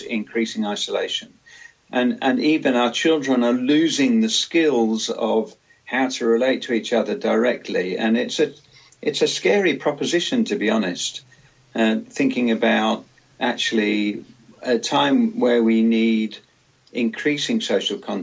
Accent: London, United Kingdom; moved away; also born or lived in Cornwall; when I was a kid growing up in London

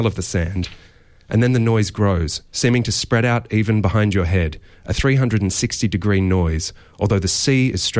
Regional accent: south coast of New South Wales, Australia; as someone who grew up on the south coast of New South Wales

